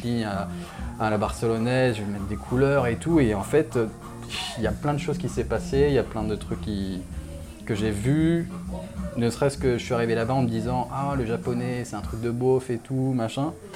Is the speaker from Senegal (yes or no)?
no; Réunion; moved away as an adult; also born or lived in Lyon; je viens de La Réunion. Je suis arrivé en France il y a une dizaine d'années pour les études.